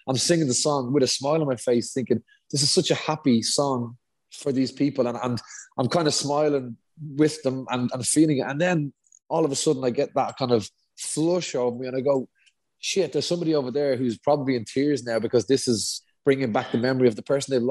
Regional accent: Dublin, Leinster, Ireland; we're both from Dublin

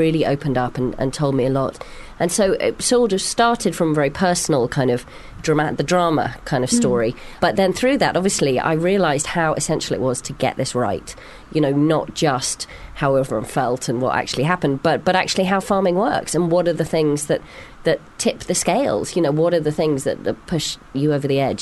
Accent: Hong Kong; moved away; I grew up in a city. I grew up in Hong Kong

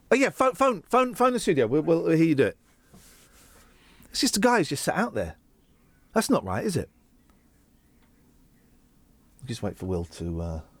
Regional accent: South East England, United Kingdom; I'm not northern. I'm from Bucks. I'm not northern. I'm from Bucks.

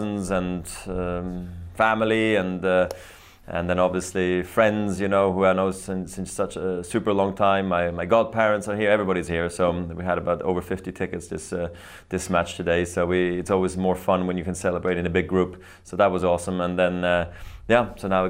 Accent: Basel, Basel-Stadt, Switzerland; here in my hometown

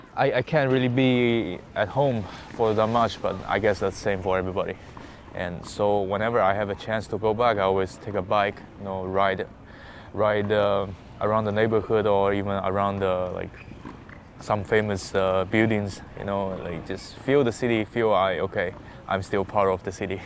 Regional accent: Hangzhou, Zhejiang, China; where's my hometown? I said uh, Hangzhou

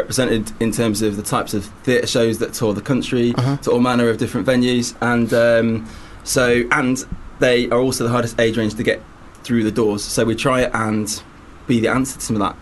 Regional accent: Lincoln, East Midlands, United Kingdom; we're both from Lincoln originally

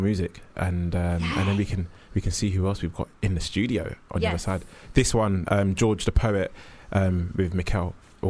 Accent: Jamaica; I'm Jamaican

